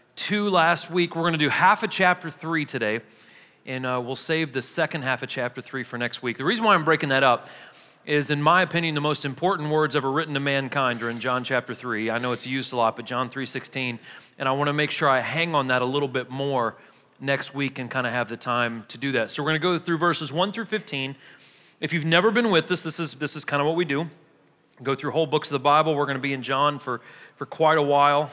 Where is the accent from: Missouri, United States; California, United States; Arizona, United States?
Missouri, United States; now in Murfreesboro, United States; I'm from Missouri